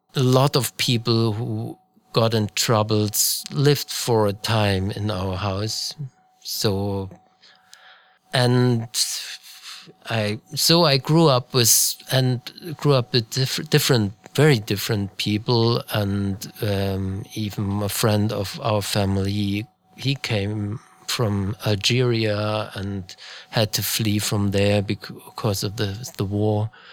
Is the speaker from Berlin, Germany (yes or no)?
no; Munich, Bavaria, Germany; I grew up in Munich, Bavaria